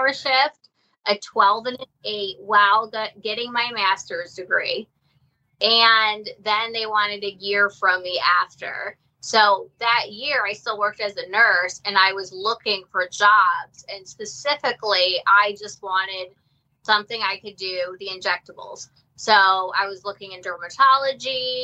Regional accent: Ohio, United States; I'm from Ohio and I went to Akron University

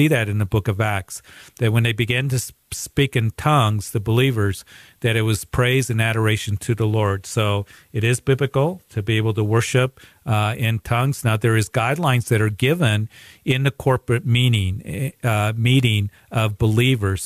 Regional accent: Greeley, Colorado, United States; my hometown of Greeley

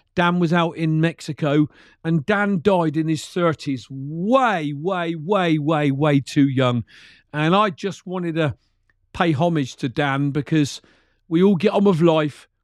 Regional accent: United Kingdom; a regular Brit that drove trucks for many years of his life

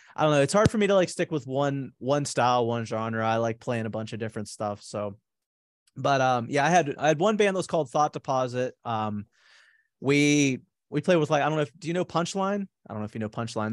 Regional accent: Pittsburgh, Pennsylvania, United States; now in Charlotte, United States; I'm originally from Pittsburgh. I, uh, I was born and raised there

